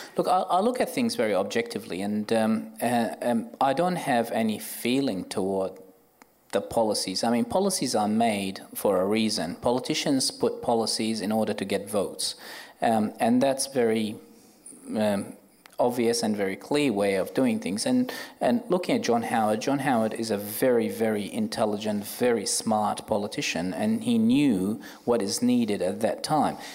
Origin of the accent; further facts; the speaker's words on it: Baghdad, Baghdad Governorate, Iraq; moved away as an adult; now in Australia; I was born in Iraq. I um, lived 27 years in Baghdad